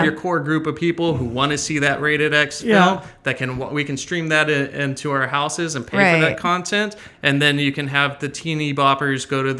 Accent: Stockton, California, United States; I was born and raised in Stockton, California.

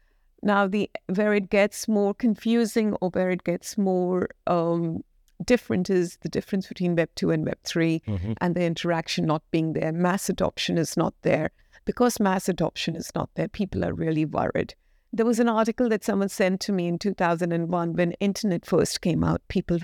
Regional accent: Kuwait; moved away as an adult; now in United Kingdom; And I moved from Kuwait. I was born and brought up in Kuwait in the Middle East. And then I moved to the UK to study.

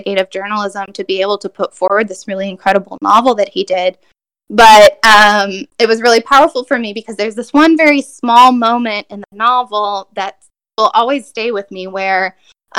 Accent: Texas, United States; also born or lived in Brazil; I appreciate all of my Latinx family from Central America who sort of took me in here growing up in Texas

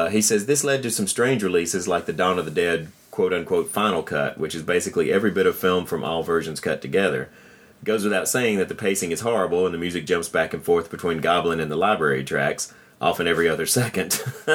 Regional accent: Germany; English is a second language; it seems to me often very different from my own experiences since I'm from Germany.

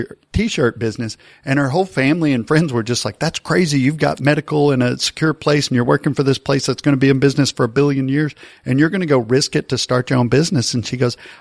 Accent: near Dallas, Texas, United States; I grew up near Dallas and I remember going to Maverick games

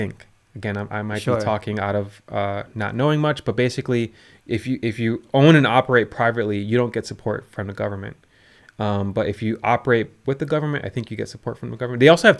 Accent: Chicago, Illinois, United States; born there; I was born in Chicago.

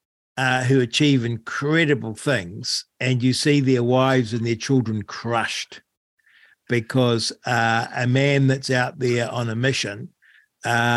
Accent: Rangiora, Canterbury, New Zealand; I grew up in Rangura

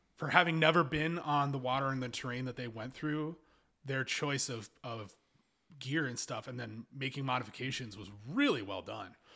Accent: Kentucky, United States; where I grew up and lived in Kentucky

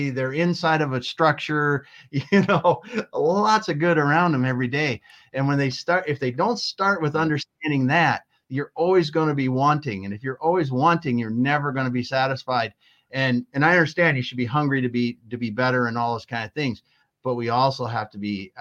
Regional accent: Midwest, United States; living in growing up in the Midwest on a farm

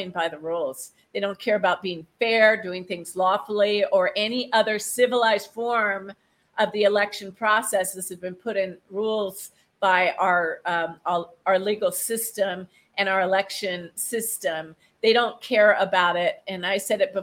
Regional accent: United States; I'm American

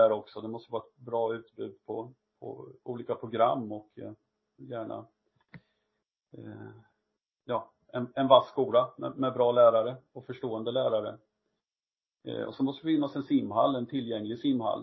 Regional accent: Östergötland, Sweden; där jag är ifrån, Östergötland

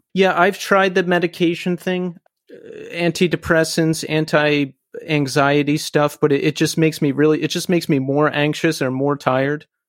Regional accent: Philadelphia, Pennsylvania, United States; I'm originally from Philly, Philly area

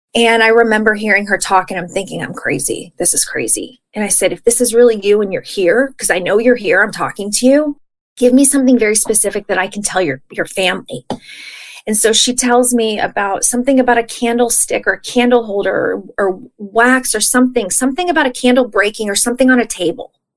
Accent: Texas, United States; now in California, United States; I'm from Texas.

